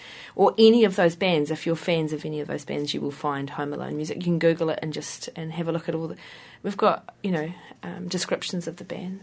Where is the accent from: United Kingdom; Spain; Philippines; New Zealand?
United Kingdom; Hastings, South East England; I grew up in Hastings, and Hastings is flat.